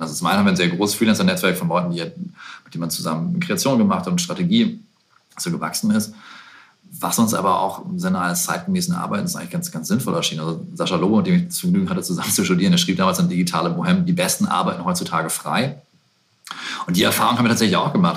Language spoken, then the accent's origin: German; Bremen, Germany; in der Sögestraße in Bremen, meiner Heimat